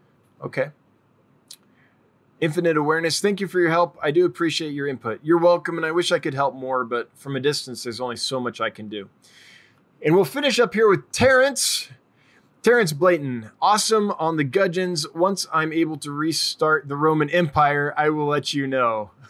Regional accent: Calgary, Alberta, Canada; my hometown, Calgary, has an aquarium club where I live now. It's in the mountains.

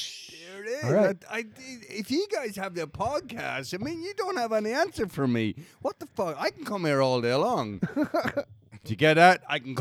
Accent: Mullingar, Leinster, Ireland; moved away as an adult; now in United States

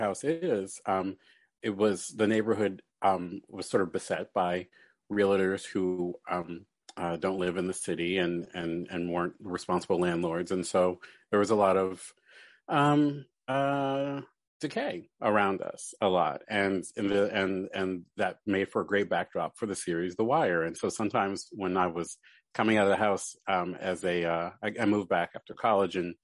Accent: Baltimore, Maryland, United States; moved away as an adult; also born or lived in New York; now in Philadelphia, United States; I grew up in Baltimore, then went to school in New York, and then moved back to Baltimore

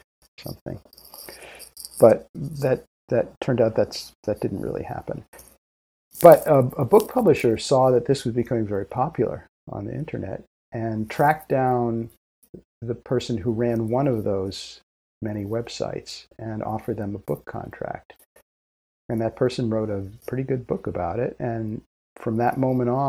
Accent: United States; accent: American; I'm American, so I apologize for my American accent.

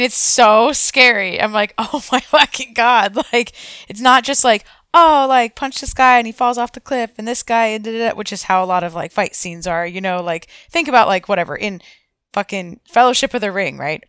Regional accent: United States; I am from the United States

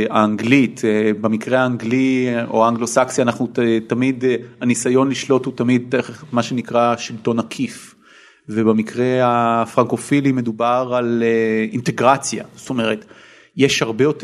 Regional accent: Israel; born or raised there; also born or lived in England

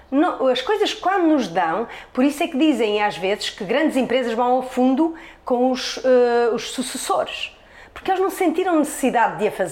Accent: Norte, Portugal; moved away; Eu vim de Trás-os-Montes à procura da civilização, porque eu achava que Trás-os-Montes era uma parvalheira. Só que a essência está em Trás-os-Montes, não encontrei a civilização.

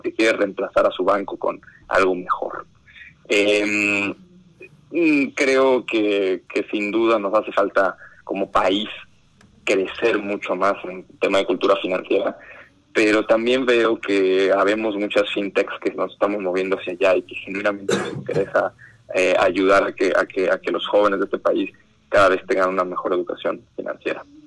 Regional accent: Mexico; yo como fundador soy mexicano

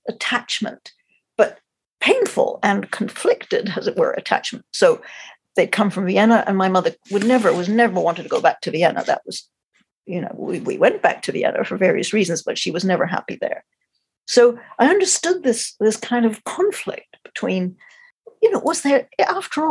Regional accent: Montreal, Quebec, Canada; also born or lived in London; I was born in London, the end of the war. I'm the same age as he was. And then when I was about four and a half, my parents emigrated to Canada. So I grew up in Montreal

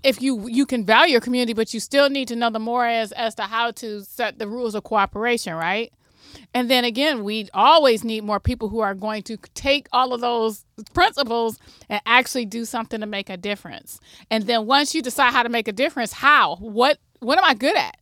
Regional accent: Toledo, Ohio, United States; also born or lived in Michigan; I'm homegrown from Toledo. I went away to school, graduated from University of Michigan and Ohio State, and then came back to figure out how I could improve the co-, the community that raised me

